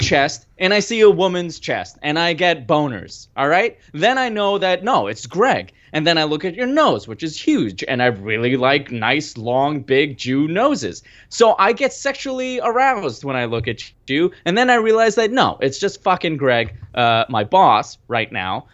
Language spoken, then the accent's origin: English; United States; also born or lived in Pakistan; I was from America